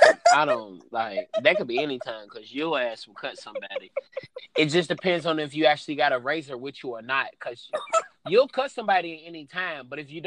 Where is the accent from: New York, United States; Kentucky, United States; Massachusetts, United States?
Kentucky, United States; Louisville; I'm from Louisville.